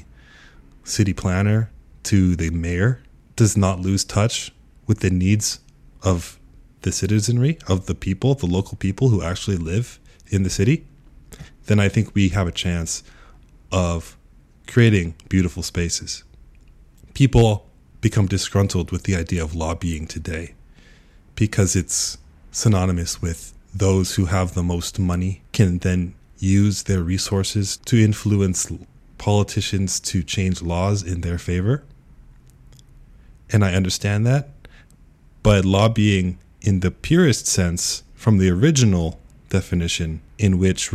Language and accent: English; United States; moved away as an adult; also born or lived in Kyoto, Japan; now in Japan; I'm an American who has come to Japan